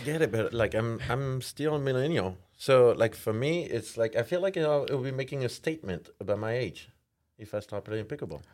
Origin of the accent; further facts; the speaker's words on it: France; English is a second language; moved away as an adult; I'm from France. moved here about, like, uh, fifteen years ago